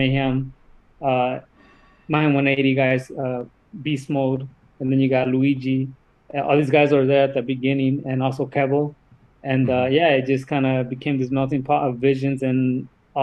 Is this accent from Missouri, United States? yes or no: no; Sonoma County, California, United States; I'm from Sonoma County